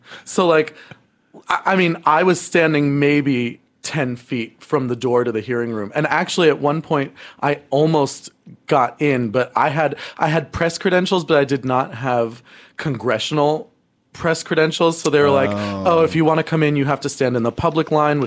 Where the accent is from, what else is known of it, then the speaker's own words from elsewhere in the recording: Berkeley Heights, New Jersey, United States; also born or lived in Summit, New Jersey; now in New York City, United States; I'm from right next door to Summit. I'm from a little town called Berkeley Heights